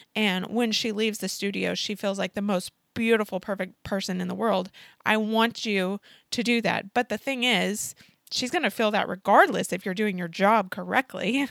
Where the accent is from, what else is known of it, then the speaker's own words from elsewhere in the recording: Oklahoma, United States; moved away as an adult; also born or lived in St. Louis, Missouri; I moved to Saint Louis from Oklahoma back in twenty sixteen